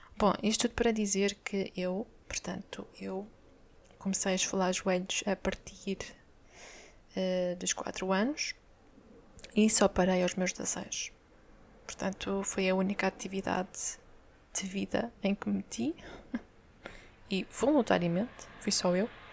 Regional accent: Amadora, Lisbon, Portugal; eu cresci na Brandoa, esse belo bairro social

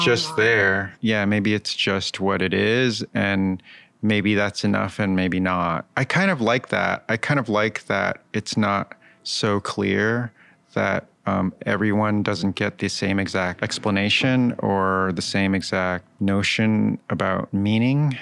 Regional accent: Wallingford, Connecticut, United States; also born or lived in La Jolla, California / Hartford, Connecticut; now in Brooklyn, United States; I moved from La Jolla at somewhere around nine months old to Hartford and then Wallingford, Connecticut

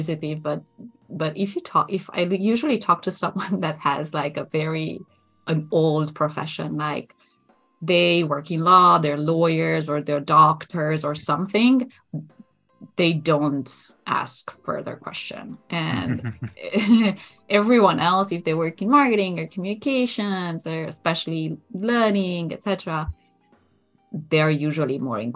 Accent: Romania; moved away as an adult; also born or lived in Germany / Barcelona, Spain; now in Netherlands; We grew up in Romania, and I was born in 86.

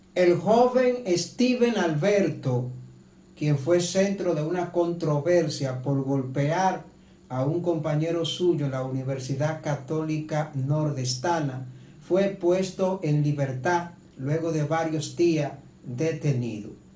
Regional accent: Santiago de los Caballeros, Santiago, Dominican Republic; yo soy hijo de Santiago

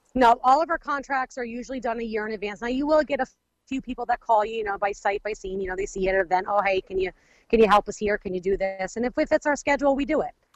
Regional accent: United States; We, we live in Wayne County, um, both my parents, myself, and my children, my husband

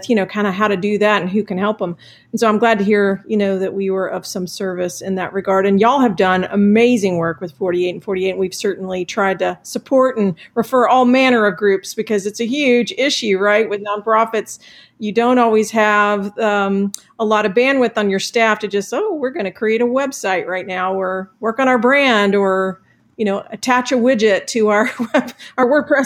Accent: Clarkston, Georgia, United States; Clarkston, which is now sort of like the hub of international everything in Georgia, right? When I grew up there, it was a bit like Mayberry.

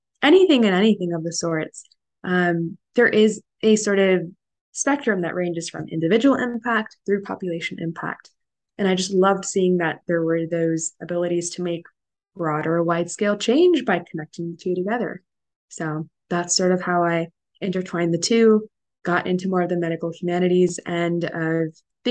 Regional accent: Northern California, United States; moved away as an adult; now in New York, United States; I was born and raised in Northern California and moved to the opposite coast, of course, for college at Columbia

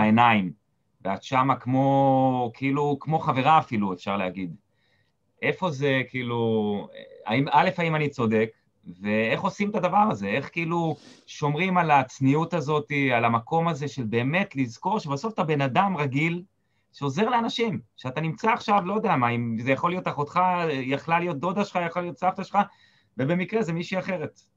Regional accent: Israel; moved away; אני קיבוצניק במקור

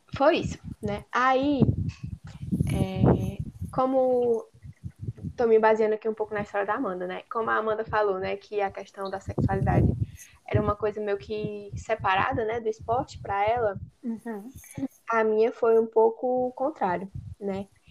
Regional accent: Apuiarés, Ceará, Brazil; lá em Apuiarés, né, no, onde eu cresci no município

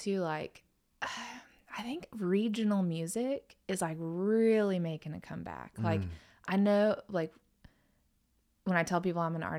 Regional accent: North Carolina, United States; But, man, I came from North Carolina.

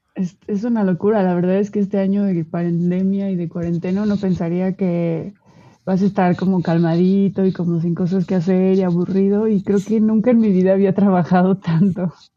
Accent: Puebla, Mexico; moved away as an adult; now in Mexico City, Mexico; yo nací en el EF, ahora actualmente Ciudad de México. Este, y estuve, estuve aquí por ocho años más o menos y después me mudé a Puebla. Este, y en Puebla pasé

